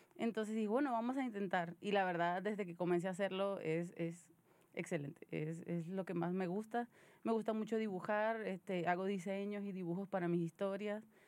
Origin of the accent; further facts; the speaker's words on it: Venezuela; now in Monterrey, Mexico; soy una venezolana viviendo en Monterrey